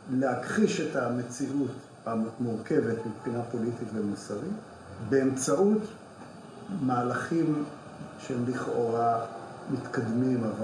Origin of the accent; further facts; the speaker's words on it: Jerusalem, Jerusalem District, Israel; אני גדלתי בירושלים והכרתי היטב את הנוף הזה